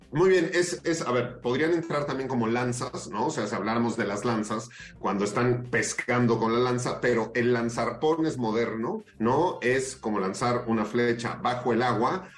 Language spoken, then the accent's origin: Spanish; Mexico; como mexicanos